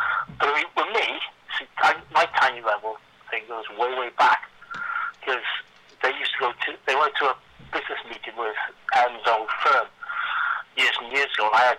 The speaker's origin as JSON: {"language": "English", "region": "Scotland", "country": "United Kingdom", "said": "I'm there from Scotland"}